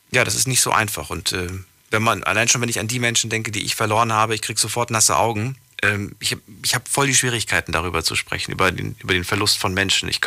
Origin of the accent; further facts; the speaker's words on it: Schillingen, Rhineland-Palatinate, Germany; Ich komme aus Schillingen.